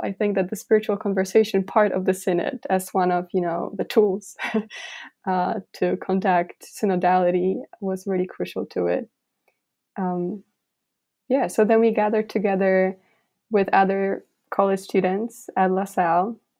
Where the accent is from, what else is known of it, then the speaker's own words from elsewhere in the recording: rural village in eastern Poland, Poland; moved away as an adult; now in Philadelphia, United States; I am from Poland. I grew up in this very, very rural village